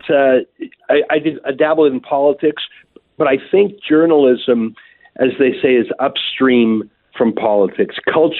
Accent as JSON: {"language": "English", "region": "Alberta", "country": "Canada", "said": "I'm from a landlocked place called Alberta. It's like I'm from Nebraska. There's no boats where I'm from."}